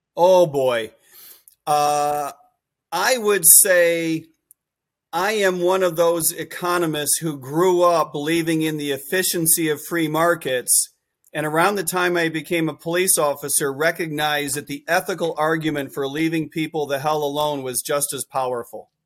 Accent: Chicago, Illinois, United States; I grew up in Chicago

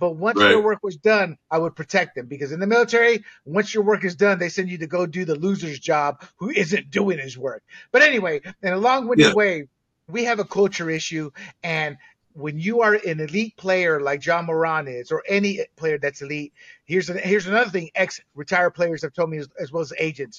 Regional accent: Panama; also born or lived in Southern United States; now in United States; as a Latino growing up in Panama, then moving to the States in the South, then joining the military

